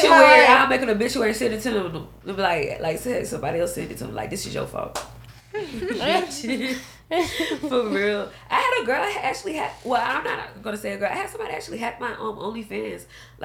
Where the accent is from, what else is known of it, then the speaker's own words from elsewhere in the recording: United States; We're just American.